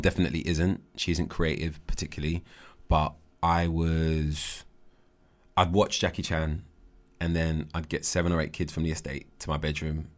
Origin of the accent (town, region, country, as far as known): United Kingdom